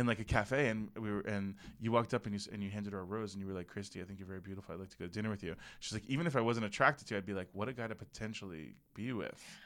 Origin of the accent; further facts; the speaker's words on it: Parkland, Florida, United States; moved away; the shooting that happened at Marjorie Stoneman Douglas was in my hometown.